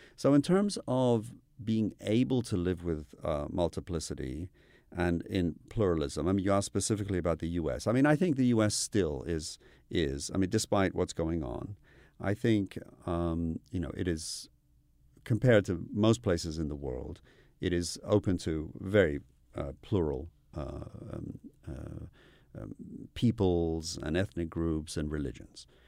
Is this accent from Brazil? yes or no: no; United Kingdom; moved away; also born or lived in Iran / United States; I grew up in the U K